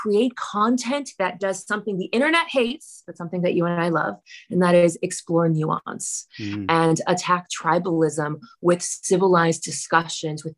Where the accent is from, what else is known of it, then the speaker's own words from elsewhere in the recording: Miami, Florida, United States; now in Los Angeles, United States; a Cuban Lebanese first generation American, born and raised in Miami